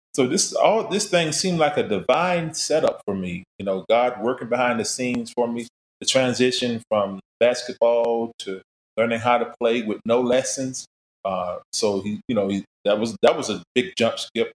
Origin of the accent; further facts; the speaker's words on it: Daytona Beach, Florida, United States; I was uh, born and raised in Florida, Daytona Beach, in fact